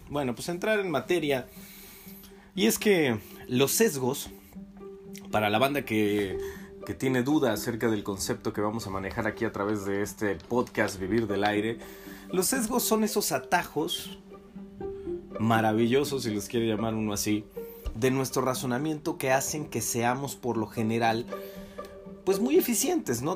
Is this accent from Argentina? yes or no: no; Mexico; nosotros como mexicanos